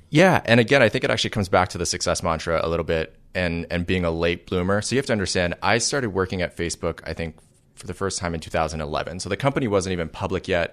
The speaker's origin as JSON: {"language": "English", "town": "Toronto", "region": "Ontario", "country": "Canada", "tie": "born or raised there", "also_born_or_lived": "Waterloo, Ontario", "moved": "as an adult", "lives_now": "Silicon Valley, United States", "said": "I was raised in Toronto"}